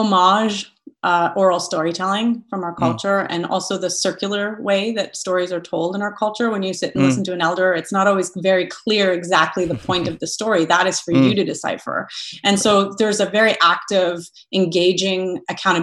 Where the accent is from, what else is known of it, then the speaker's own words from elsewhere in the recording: Thunder Bay, Ontario, Canada; I grew up in Thunder Bay, Ontario